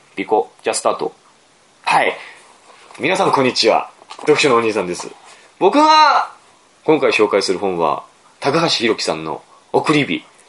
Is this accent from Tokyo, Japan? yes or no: no; Aomori, Japan; 僕、青森の出身の作家